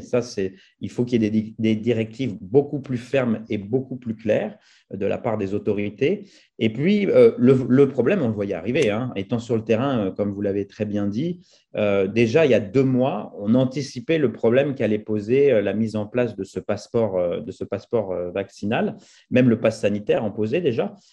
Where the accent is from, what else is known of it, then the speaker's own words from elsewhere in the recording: France; moved away; quand on est français établi hors de France, on a des fois une double culture, on a des visions différentes, on a du recul par rapport à, notre pays d'origine